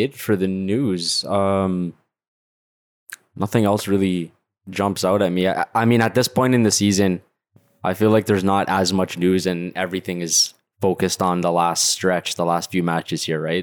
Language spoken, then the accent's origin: English; Canada; I'm Canadian